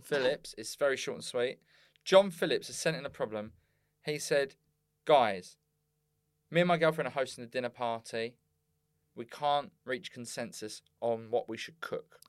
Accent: Bexleyheath, London, United Kingdom; I was from Bexley Heath

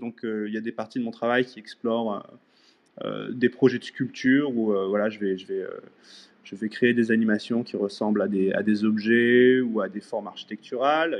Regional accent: France; moved away as an adult; also born or lived in Angoulême, France; now in Vancouver, Canada; je suis français, basé au Canada depuis maintenant 14 ans.

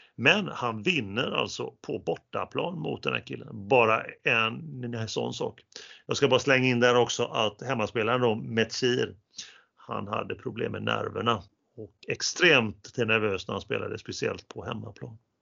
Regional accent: Sweden; vi som svenskar

